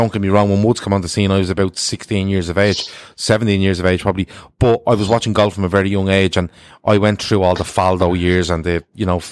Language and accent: English; Ireland; we're Irish